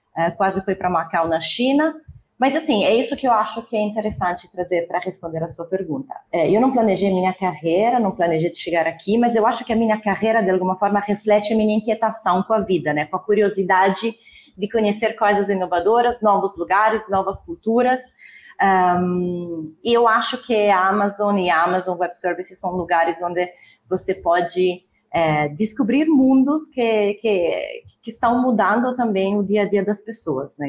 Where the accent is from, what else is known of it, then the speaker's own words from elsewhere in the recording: near Milan, northern Italy, Italy; Portuguese is a second language; moved away as an adult; also born or lived in Lisbon, Portugal / Lucerne, Switzerland; now in Brazil; Eu sou, eu sou, então, do norte da Itália, né, perto de Milão.